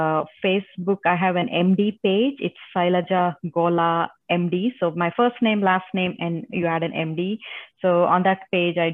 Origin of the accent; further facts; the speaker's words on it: India; first language Telugu; English is a second language; now in Texas, United States; It's in Telugu. That's my mother tongue.